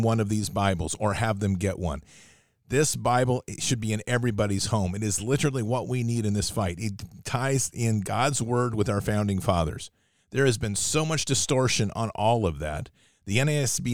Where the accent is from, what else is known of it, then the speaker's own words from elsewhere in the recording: United States; as Americans